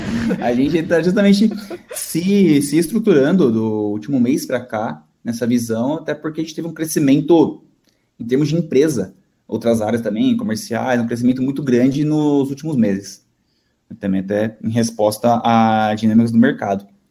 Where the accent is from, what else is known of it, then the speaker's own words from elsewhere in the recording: São Paulo, Brazil; nascido e crescido aqui em São Paulo mesmo